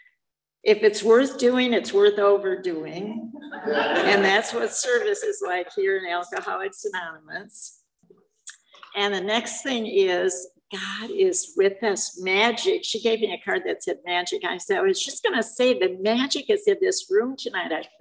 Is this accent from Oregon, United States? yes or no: no; Michigan, United States; also born or lived in Detroit, Michigan; I'm from Michigan, like I said, so I lived all over the state of Michigan